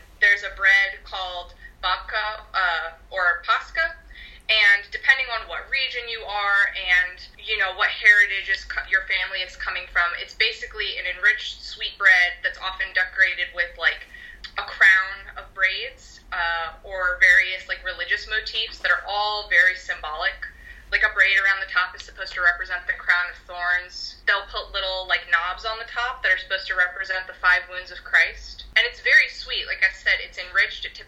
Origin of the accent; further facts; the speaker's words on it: United States; I'm from the United States. I'm Polish-American and Croatian-American